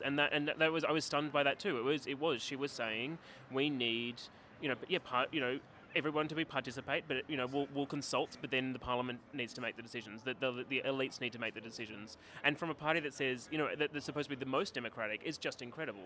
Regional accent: Canberra, Australian Capital Territory, Australia; I'm from Canberra

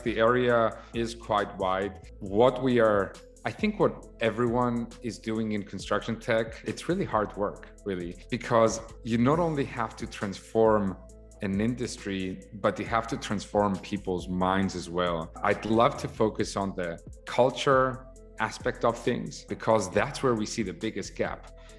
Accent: Saudi Arabia; I grew up in Saudi Arabia. As a matter of fact, my dad is a civil engineer.

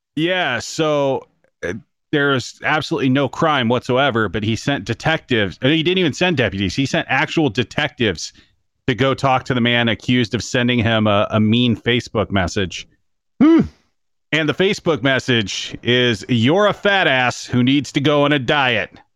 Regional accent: Iowa, United States; growing up in Iowa

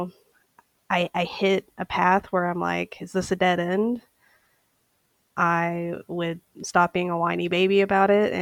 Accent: Saint Paul, Minnesota, United States; moved away as an adult; now in Savannah, United States; I am from St. Paul, Minnesota.

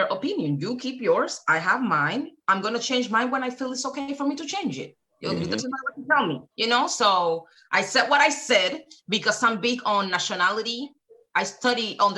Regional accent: Cuba; now in United States; I was born in Cuba, so I'm Cuban

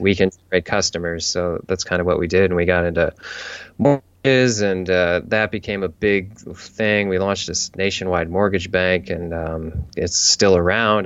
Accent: St. Louis, Missouri, United States; moved away as an adult; now in San Diego, United States; I grew up in St. Louis

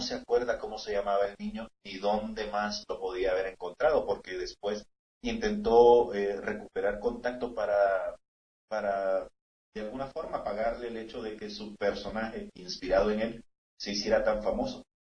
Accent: San Salvador, El Salvador; now in El Paso, United States; Yo nací en San Salvador, en una zona muy cercana al volcán de San Salvador, en la oh. capital.

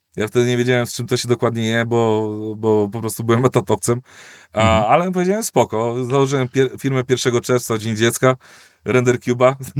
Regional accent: Koluszki, Łódź Voivodeship, Poland; z mojego rodzinnego miasta Koluszki jeździłem do Warszawy dzień w dzień

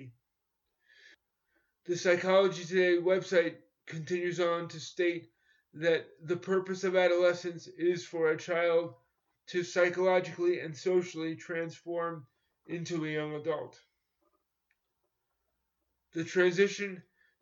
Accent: New York, United States; born or raised there

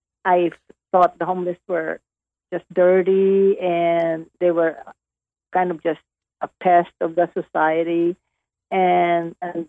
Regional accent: Negros Occidental, Western Visayas, Philippines; moved away as an adult; now in Dallas, United States; Negros Occidental, it's Visayas, it's in the middle part of the Philippines

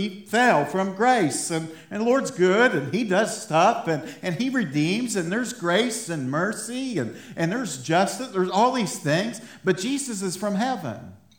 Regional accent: Ohio, United States; accent: Appalachian; also born or lived in Texas; now in Kentucky, United States; I'm from Ohio.

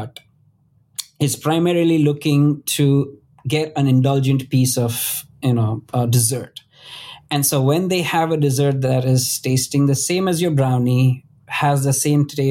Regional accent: Western India, India; moved away; I come from India, and the western part of India, especially the city that I grew up in, has the world's biggest Ayurvedic university.

